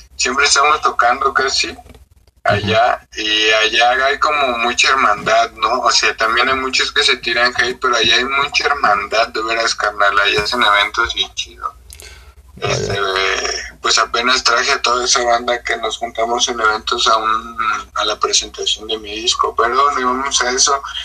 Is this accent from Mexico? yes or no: yes; Ixtapaluca, State of Mexico, Mexico; crecí en Iztapaluca, man, es un barrio